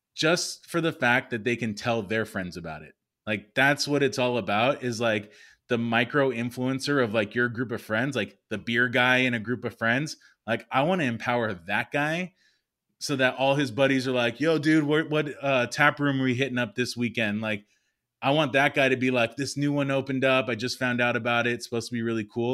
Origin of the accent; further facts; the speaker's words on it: Los Angeles, California, United States; also born or lived in San Diego; I'm born and raised in the San Fernando Valley, so Valley boy